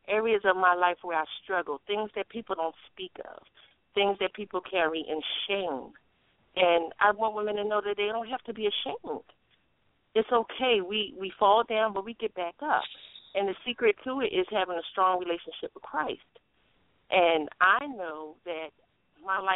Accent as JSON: {"language": "English", "town": "Philadelphia", "region": "Pennsylvania", "country": "United States", "tie": "born or raised there", "also_born_or_lived": "Norfolk, Virginia", "moved": "yes", "lives_now": "South Carolina, United States", "said": "I'm currently in South Carolina, but I come from Philadelphia, born and raised."}